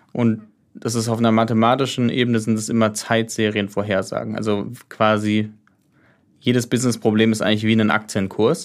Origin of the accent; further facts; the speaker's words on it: Heidelberg, Baden-Württemberg, Germany; ich bin ursprünglich, also ich komme aus Heidelberg